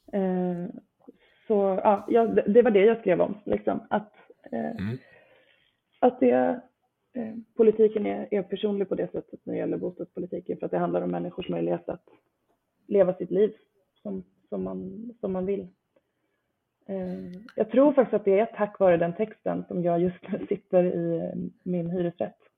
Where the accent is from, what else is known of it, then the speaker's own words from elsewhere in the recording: Nora, Örebro County, Sweden; now in Stockholm, Sweden; jag inte är från Stockholm från början. Jag är från, från Nora, Västmanland utanför Örebro